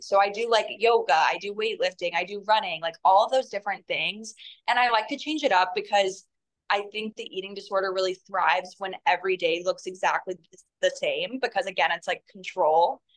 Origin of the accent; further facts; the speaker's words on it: North Carolina, United States; I'm actually from North Carolina